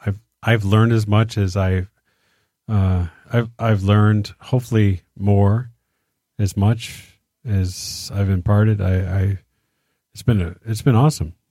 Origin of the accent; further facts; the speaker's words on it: Detroit, Michigan, United States; we're from Detroit